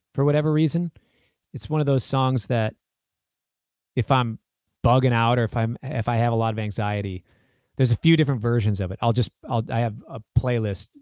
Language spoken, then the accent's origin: English; United States; I am the American version of him